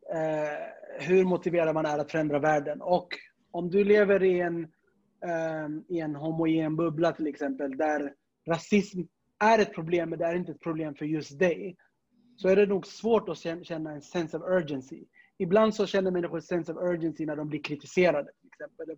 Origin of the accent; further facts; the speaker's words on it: Stockholm, Stockholm County, Sweden; also born or lived in Södermalm, Stockholm; Jag är uppväxt i Tensta